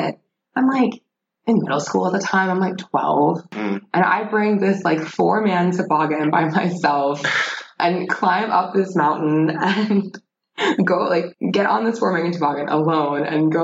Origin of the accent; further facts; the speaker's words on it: Leesburg, Virginia, United States; also born or lived in Pennsylvania / New Jersey; So I grew up in Northern Virginia in Leesburg. I was born in Pennsylvania, but lived in New Jersey. And after my father died, my mom got remarried. We moved to Leesburg, Virginia, where I grew up